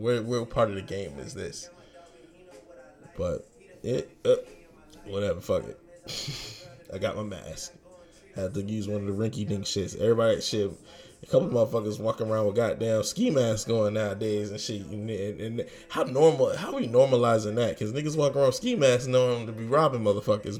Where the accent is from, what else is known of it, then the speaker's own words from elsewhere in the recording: Virginia, United States; moved away; I'm from Virginia, of course, VA 757, baby.